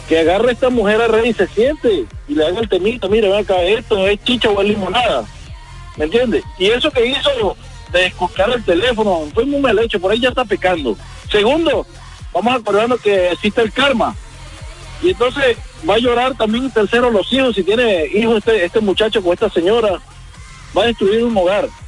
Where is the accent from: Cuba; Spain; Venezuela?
Venezuela; also born or lived in Colombia; le escucho el acento, como que es colombiano y lo digo porque yo soy venezolano y colombiano a la vez.